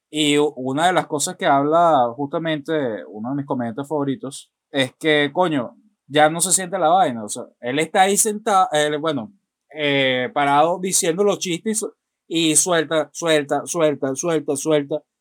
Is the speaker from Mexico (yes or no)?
no; Maracay, Aragua, Venezuela; Nosotros, que somos eh, nativos de Maracay